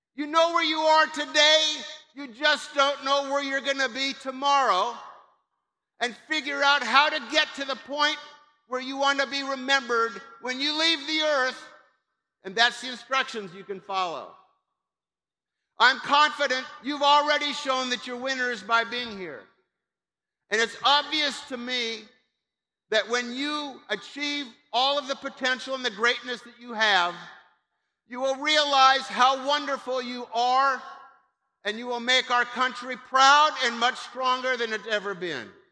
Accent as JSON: {"language": "English", "region": "Kansas", "country": "United States", "moved": "yes", "said": "I'm from Kansas. I went to Pitt State, When I was in high school"}